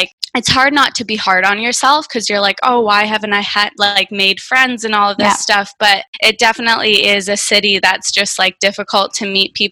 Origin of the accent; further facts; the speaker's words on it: Ontario, Canada; moved away as an adult; also born or lived in Toronto / Thailand; now in Vancouver, Canada; I grew up in Ontario on a farm in the middle of nowhere.